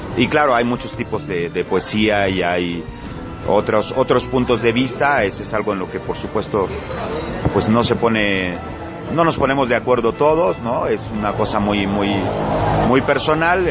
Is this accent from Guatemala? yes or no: no; Acapulco, Guerrero, Mexico; accent: costeño